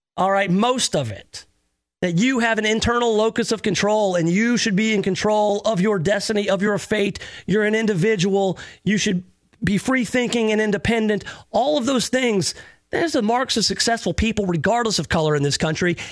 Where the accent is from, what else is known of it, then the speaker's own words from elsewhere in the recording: the South, United States; having grown up in the South.